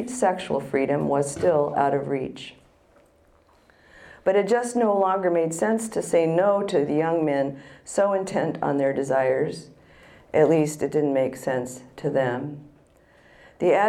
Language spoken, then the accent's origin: English; San Francisco, California, United States; I was born in San Francisco, and I went to a college barely an hour's drive from the famous Haight-Ashbury district.